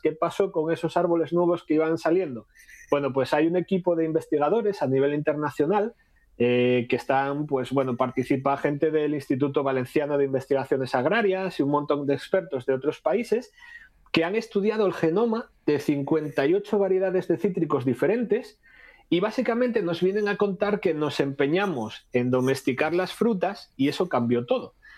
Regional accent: Asturias, Spain; aquí en Asturias

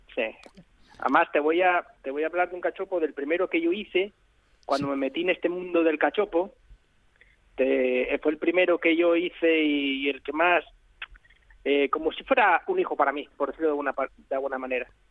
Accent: León, Castile and León, Spain; de mi tierra que es de, León

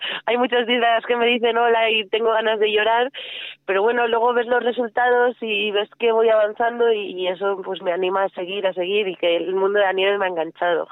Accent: Barcelona, Catalonia, Spain; yo soy de Barcelona

